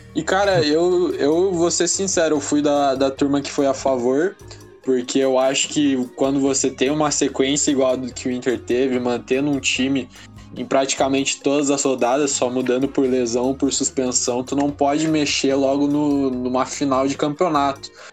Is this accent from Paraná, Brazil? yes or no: yes; Paraná, Brazil; Eu não, não sou do, do, do, Rio Grande do Sul propriamente dizendo, eu sou do Paraná, mas aqui no sul